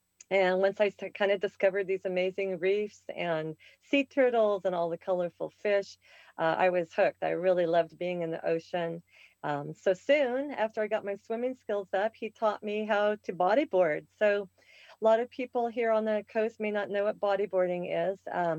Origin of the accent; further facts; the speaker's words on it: Portland, Oregon, United States; also born or lived in Seattle, Washington / Lake Oswego, Oregon / Honolulu, Hawaii / North Shore, Oahu; Okay, well, I was born in Seattle, Washington, and we moved to Portland when I was 7 and graduated there in Lake Oswego.